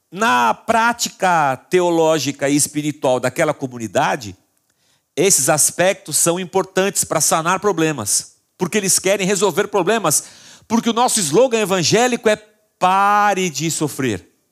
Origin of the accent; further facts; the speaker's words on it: Barbacena, Minas Gerais, Brazil; Porque lá de Barbacena, de onde eu vim, a gente queria resolver as pessoas, sempre.